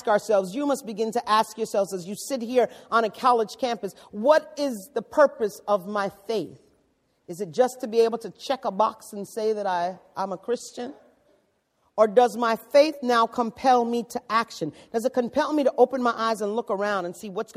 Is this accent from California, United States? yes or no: no; New York City, New York, United States; I come from the Bronx